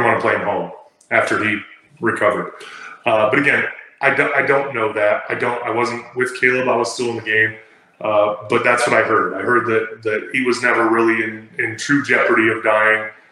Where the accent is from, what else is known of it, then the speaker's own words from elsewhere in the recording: Del Mar, California, United States; moved away; also born or lived in Utah; I grew up in Del Mar, California